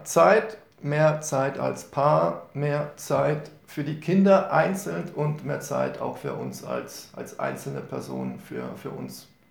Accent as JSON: {"language": "German", "region": "Rhineland", "country": "Germany", "tie": "born or raised there", "said": "ich bin ja gebürtiger Rheinländer"}